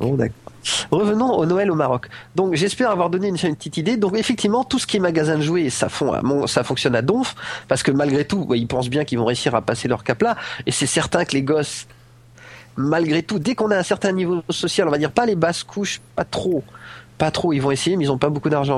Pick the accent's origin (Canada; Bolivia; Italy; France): France; now in Morocco; moi je suis français